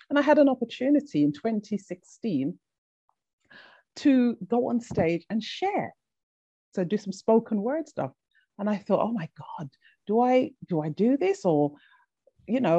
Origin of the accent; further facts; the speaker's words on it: Jamaica; big up. Yes, yes. yes, I'm a Jamaican girl.